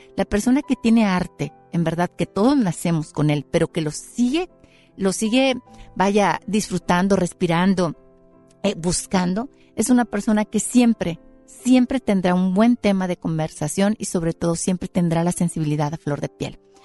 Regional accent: Mexico; Y yo soy mexicana y soy mestiza

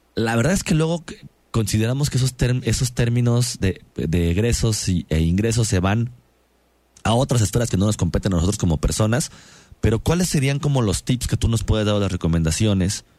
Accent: Mexico; cómo somos como mexicanos

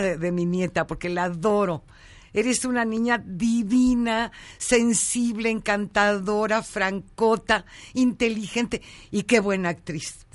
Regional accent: Ojinaga, Chihuahua, Mexico; moved away; Soy de Ojinaga, Chihuahua. Nací en un ranchito ahí en, Cañada Ancha, un rancho de mi abuela. Entonces imagínate la crianza

